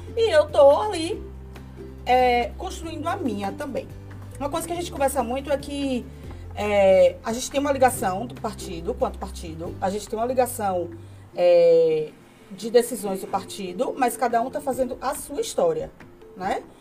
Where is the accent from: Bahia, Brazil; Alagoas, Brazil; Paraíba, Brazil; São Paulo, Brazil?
Bahia, Brazil; Itabuna; also born or lived in Aracaju / Salvador; eu sou de Tabuna, né? Nasci aqui, é, estudei fora, morei em Aracaju, morei em Salvador, depois retornei para Itabuna